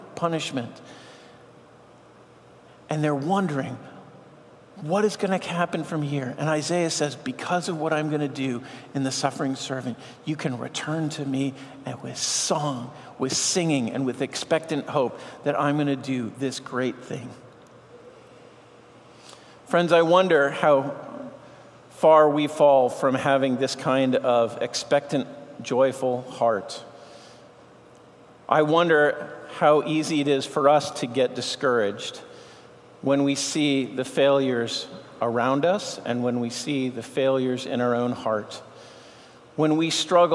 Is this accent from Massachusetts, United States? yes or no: yes; Boston, Massachusetts, United States; I grew up in Boston, so I'm a Red Sox fan.